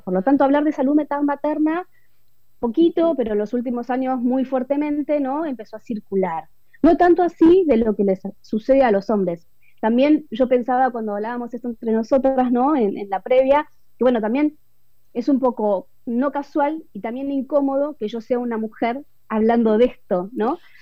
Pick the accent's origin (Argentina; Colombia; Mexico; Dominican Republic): Argentina; also born or lived in Buenos Aires; soy argentina, eh, vivo en Buenos Aires ahora, pero he vivido en diferentes ciudades de, nuestro país, de mi país